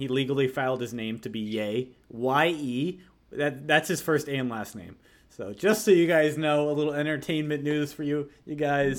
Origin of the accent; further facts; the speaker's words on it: Connecticut, United States; I'm from Connecticut. I was in Connecticut at the time.